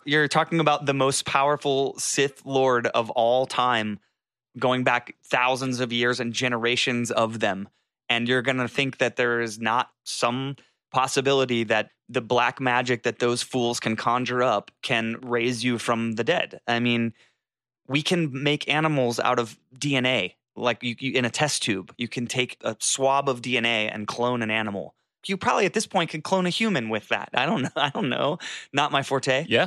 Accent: Jacksonville, Florida, United States; moved away; I was in Jacksonville, Florida, where I was born and raised at my parents for the holidays.

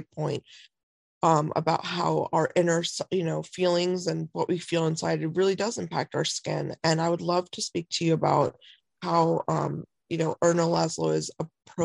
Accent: India; I'm Indian

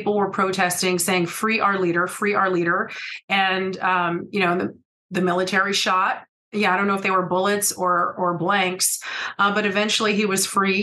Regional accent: California, United States; also born or lived in Grenada; I'm originally from California

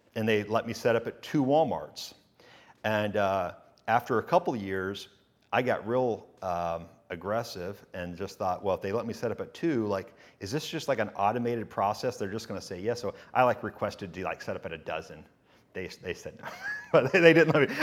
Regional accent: Chattanooga, Tennessee, United States; also born or lived in Hohenwald, Tennessee; I was just born there and then whisked away to, uh, Chattanooga, which is really where I lived as a, when I was born

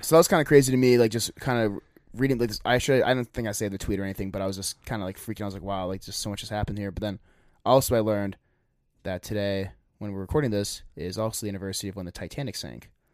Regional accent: United States; we're from America

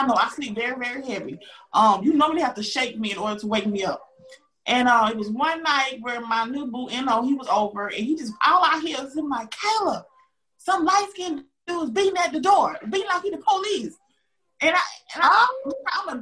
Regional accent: Augusta, Georgia, United States; moved away; I'm from Augusta, Georgia

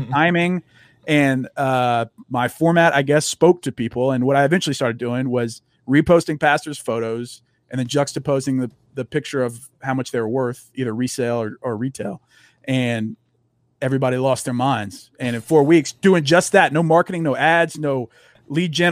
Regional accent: Louisiana, United States; now in Texas, United States; I grew up in the South. I grew up in Louisiana and live in Texas now

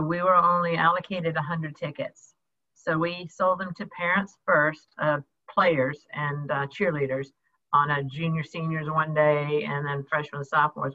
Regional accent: Jacksonville, Florida, United States; also born or lived in New York City / Illinois; I was born in New York City and basically grew up in Jacksonville, Florida

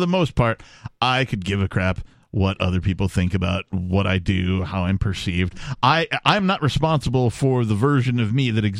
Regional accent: Wisconsin, United States; also born or lived in Seattle area, Washington; now in New Hampshire, United States; I grew up in Wisconsin.

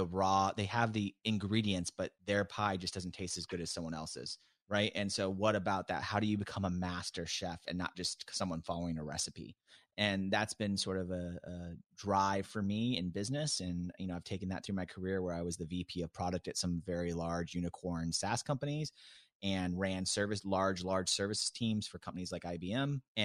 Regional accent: Tacoma, Washington, United States; I grew up in the Seattle area, right outside of Seattle in this place called Tacoma, which is very blue collar.

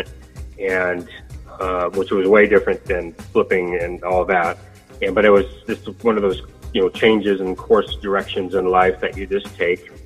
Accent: Sacramento, California, United States; I am from Sacramento.

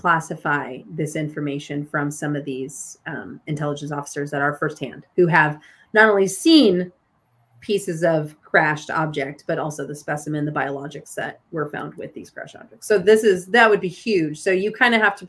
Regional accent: Rocky Mountains of Colorado, United States; I grew up in the Rocky Mountains of Colorado

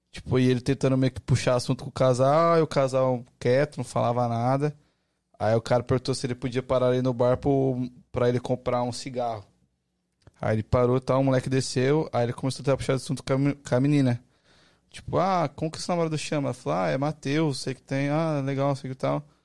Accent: São Paulo, Brazil; Sou de São Paulo.

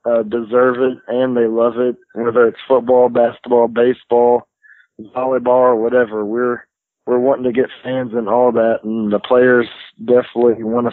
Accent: Franklinton, Louisiana, United States; I'm from Franklinton, and we got to play in 2 state championships down in the Superdome

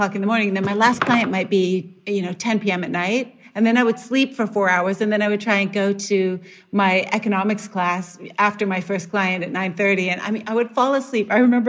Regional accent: Canada; moved away; growing up in Canada

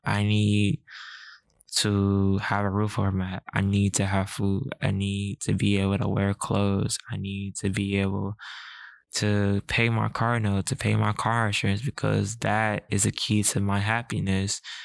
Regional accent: United States; I'm African American with a disability

